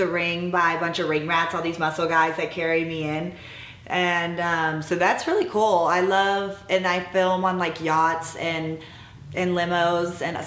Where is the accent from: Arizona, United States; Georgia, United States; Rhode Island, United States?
Georgia, United States; Atlanta; moved away; also born or lived in New Orleans; I grew up in Atlanta, Georgia